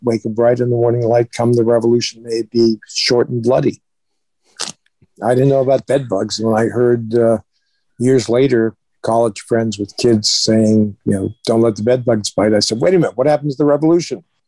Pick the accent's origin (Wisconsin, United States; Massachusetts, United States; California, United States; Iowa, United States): Massachusetts, United States; Springfield; also born or lived in Boston, Massachusetts; I was born in Boston, Massachusetts. Uh, and when I was one, my parents moved to Springfield, Mass